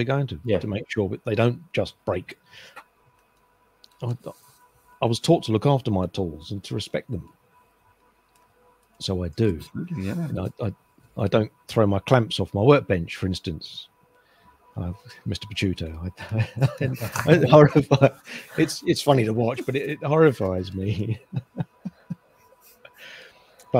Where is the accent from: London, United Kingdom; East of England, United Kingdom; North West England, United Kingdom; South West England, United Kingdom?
London, United Kingdom; Farnborough; I was born in Kent, in Farnborough, outside of Bromley, Orpington